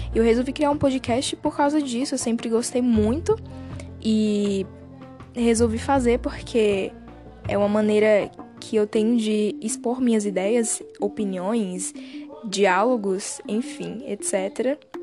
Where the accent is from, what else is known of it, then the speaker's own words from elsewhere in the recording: Bahia, Brazil; Não sei se você reparou no meu sotaque, mas eu sou do Nordeste, uh, da Bahia